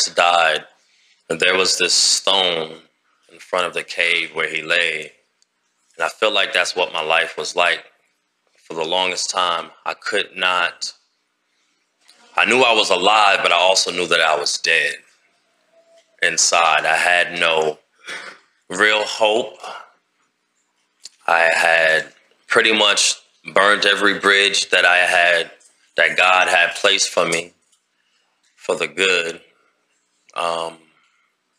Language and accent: English; New York City, New York, United States; now in Alabama, United States; I'm originally from Queens, New York